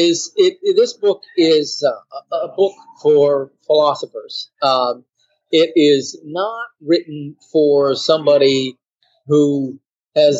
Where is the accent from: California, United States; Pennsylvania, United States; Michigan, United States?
Michigan, United States; Cassopolis; moved away; also born or lived in Qatar; I'm from Cassopolis, Michigan